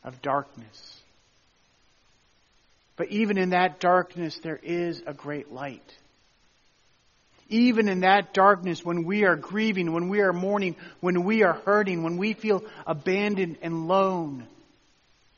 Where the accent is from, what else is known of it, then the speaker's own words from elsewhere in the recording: Tennessee, United States; Where I grew up in Tennessee, we're about a mile south from Mammoth Caves